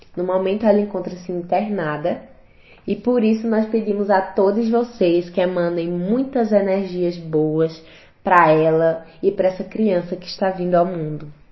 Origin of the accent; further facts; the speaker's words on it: Garanhuns, Pernambuco, Brazil; sou natural aqui de Garanhuns